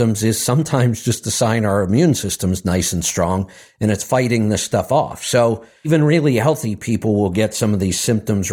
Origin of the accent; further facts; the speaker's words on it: Akron, Ohio, United States; now in Central Florida, United States; I was from Akron, Ohio, and I moved to Central Florida